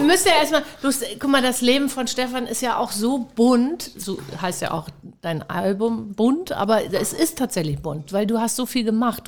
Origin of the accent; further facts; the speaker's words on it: Hamburg, Germany; Ich bin ja auch eine Hamburger Dern